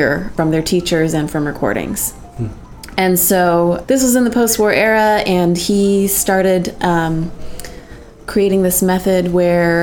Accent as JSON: {"language": "English", "town": "San Jose", "region": "California", "country": "United States", "tie": "born or raised there", "said": "I grew up in San Jose, California"}